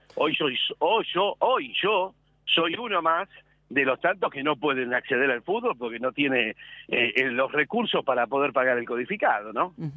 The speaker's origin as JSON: {"language": "Spanish", "region": "Buenos Aires", "country": "Argentina", "said": "Yo soy un porteño más, vivo en la ciudad de Buenos Aires"}